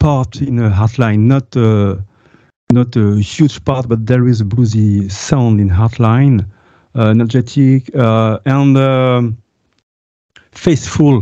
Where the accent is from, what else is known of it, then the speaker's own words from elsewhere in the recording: France; English is a second language; I'm French. I have to work on my, I have to improve my English